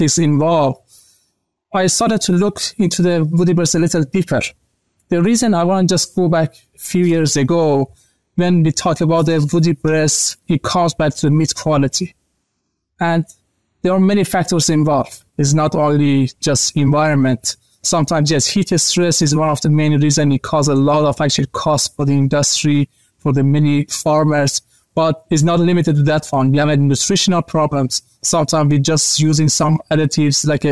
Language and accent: English; Iran; moved away as an adult; also born or lived in Malaysia / Australia; now in United States; I'm actually from Iran originally, but I started actually to do my master's degree in Malaysia